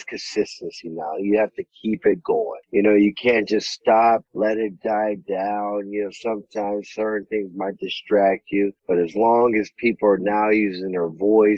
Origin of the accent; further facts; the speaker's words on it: Ohio, United States; also born or lived in Texas; now in Los Angeles, United States; I'm from Ohio.